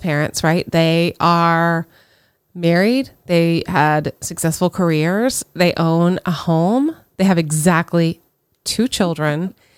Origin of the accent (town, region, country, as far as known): United States